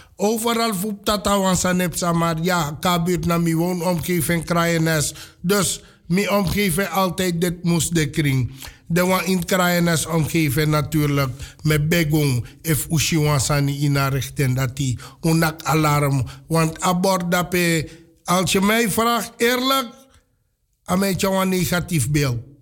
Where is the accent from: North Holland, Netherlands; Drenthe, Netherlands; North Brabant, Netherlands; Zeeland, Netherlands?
North Holland, Netherlands; Amsterdam; Want ik ben ook van de K-buurt